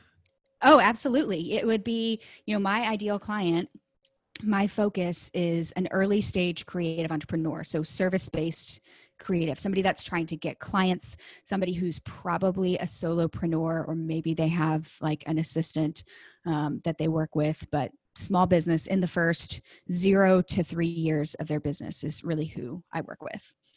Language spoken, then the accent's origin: English; Dallas, Texas, United States; I am from Texas. I grew up in the Dallas area